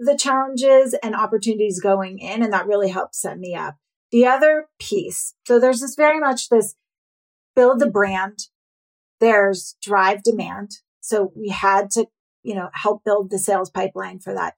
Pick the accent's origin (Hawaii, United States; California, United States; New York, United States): New York, United States; I'm a New Yorker